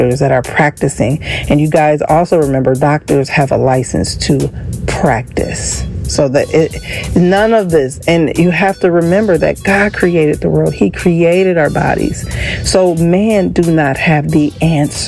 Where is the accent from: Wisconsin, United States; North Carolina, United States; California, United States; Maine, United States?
Wisconsin, United States; Racine; my hometown, which is Racine, Wisconsin